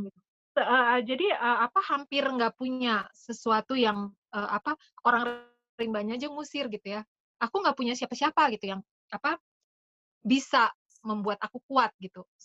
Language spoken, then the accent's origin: Indonesian; Jakarta, Indonesia; also born or lived in Belgium / Bekasi; Aku, eh, besar di Jakarta, terus kemudian ya pokoknya, eh, S D, S M P SD aku di Bekasi, SMP, S M A di Jakarta